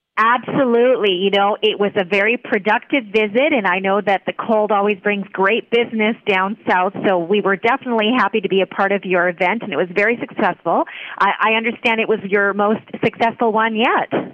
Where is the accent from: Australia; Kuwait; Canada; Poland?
Canada; Vancouver, British Columbia; moved away as an adult; now in Puerto Vallarta, Mexico; I'm originally Canadian. I'm, you know, I'm from Vancouver, and I have been in Vallarta for over twenty years